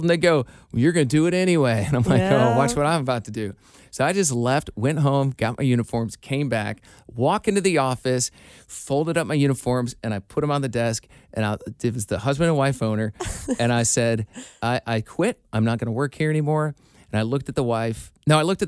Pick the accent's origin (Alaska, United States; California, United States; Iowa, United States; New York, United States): Iowa, United States; moved away; my hometown in Iowa